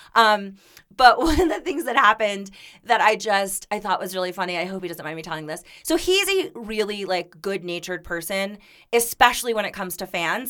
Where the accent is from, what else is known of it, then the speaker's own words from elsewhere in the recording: Florida, United States; moved away as an adult; also born or lived in Miami; we're from Florida